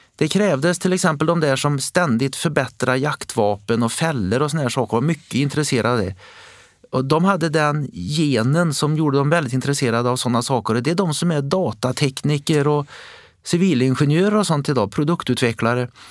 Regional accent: Västergötland, Västra Götaland, Sweden; i vår region, där jag kom ifrån, Västergötland

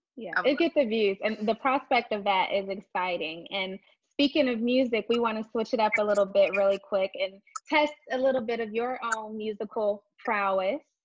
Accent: Texas, United States; I'm from Texas as well

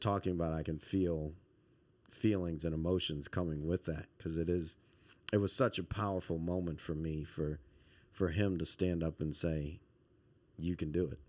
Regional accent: Montgomery County, Maryland, United States; also born or lived in Baton Rouge, Louisiana / Washington, D.C.; most of my formative years were here in Montgomery County.

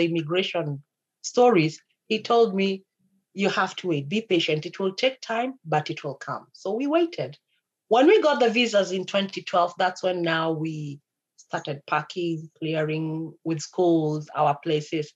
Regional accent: Central Province, Kenya; moved away as an adult; now in Canada; I come from Central

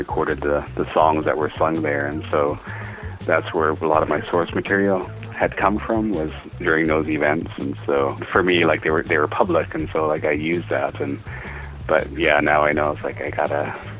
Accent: Lil'wat Nation, British Columbia, Canada; I come from the Lilwat Nation

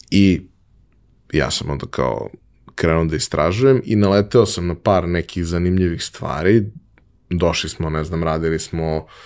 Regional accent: Belgrade, Serbia; odrastao sam u Beogradu

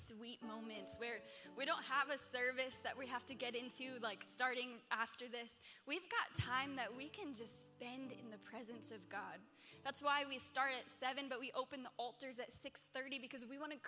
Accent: Pennsylvania, United States; now in New York, United States; I'm from like little small town Pennsylvania

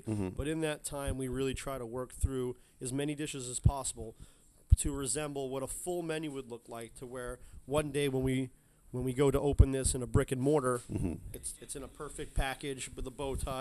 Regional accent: East Coast, United States; now in San Francisco, United States; I grew up on the East Coast

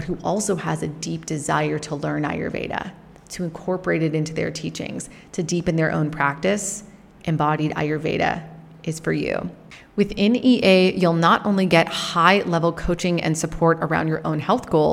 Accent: Canada; growing up in Canada

